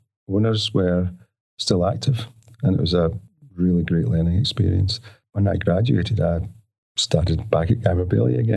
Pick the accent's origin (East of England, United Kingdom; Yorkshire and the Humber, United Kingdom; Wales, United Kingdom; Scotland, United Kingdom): Scotland, United Kingdom; Glasgow; moved away as an adult; now in Australia; I'm a Glaswegian. I grew up in the west of Scotland